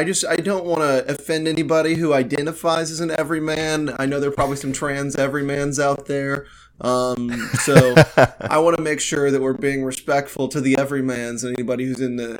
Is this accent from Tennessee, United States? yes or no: yes; Nashville, Tennessee, United States; I'm from Nashville, Tennessee.